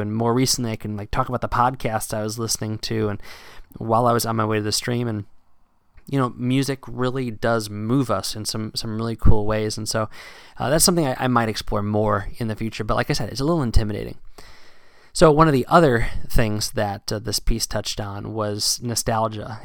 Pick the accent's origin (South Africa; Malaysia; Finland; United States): United States; South Central Pennsylvania; moved away as an adult; now in Massachusetts, United States; I moved from Pennsylvania to uh, Massachusetts uh, back in 2010 because I'd been fishing in South Central Pennsylvania and these rivers that I grew up fishing